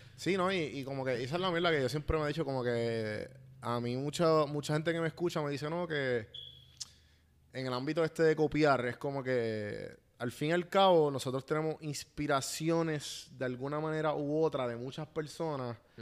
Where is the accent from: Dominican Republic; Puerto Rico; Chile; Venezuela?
Puerto Rico; nos criamos en Puerto Rico